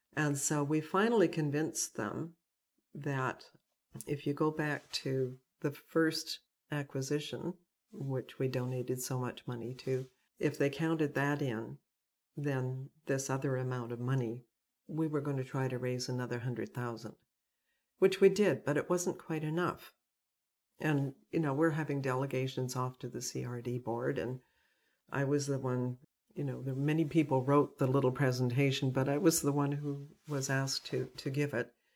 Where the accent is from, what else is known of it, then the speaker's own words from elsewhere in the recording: Burnaby, British Columbia, Canada; also born or lived in South Pender Island; now in Pender Island, Canada; I grew up in North Burnaby